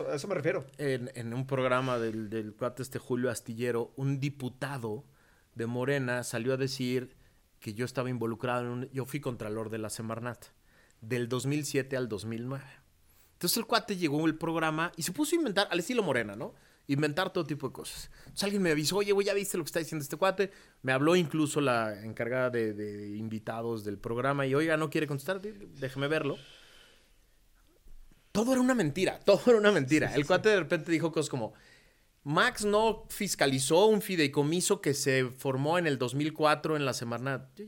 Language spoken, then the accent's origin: Spanish; Mexico; no, a ver, soy mexicano, 100%